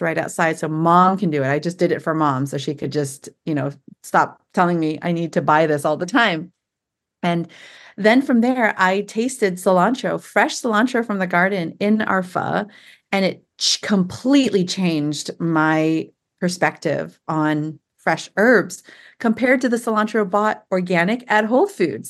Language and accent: English; San Jose, California, United States; moved away as an adult; also born or lived in Walnut Creek, California; now in Tennessee, United States; my husband and I both born and raised in Silicon Valley, San Jose